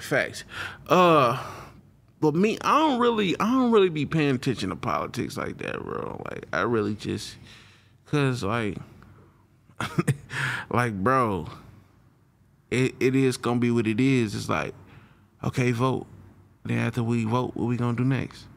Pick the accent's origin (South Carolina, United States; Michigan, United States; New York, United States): Michigan, United States; Flint; moved away as an adult; now in Houston, United States; I'm from Flint, Michigan